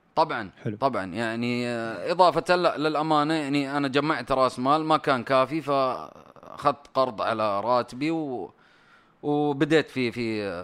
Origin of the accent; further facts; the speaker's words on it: Saudi Arabia; كاداره سعوديه